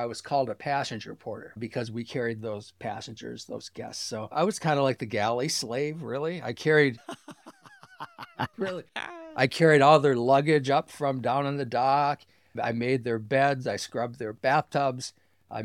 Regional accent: Sault Ste. Marie, Michigan, United States; also born or lived in Ann Arbor, Michigan; From Sault Ste. Marie, Michigan. I grew up here. Went to college here for my first year

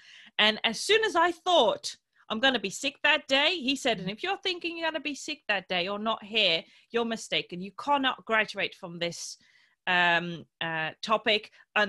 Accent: Morocco; born there; they sacrificed leaving their birth country, which is also my birth country because I was born in Morocco

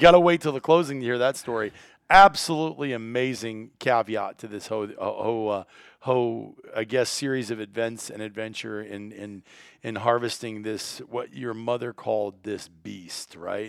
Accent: Iowa, United States; the counties where I grew up in Iowa

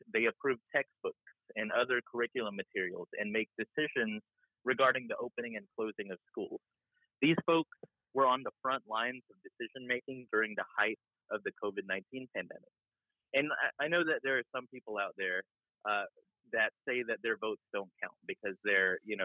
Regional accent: Georgia, United States; I also grew up in Georgia

